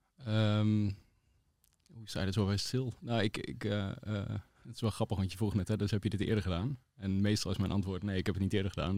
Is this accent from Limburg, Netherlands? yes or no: no; Balkbrug, Overijssel, Netherlands; ik ben opgegroeid in Balkbrug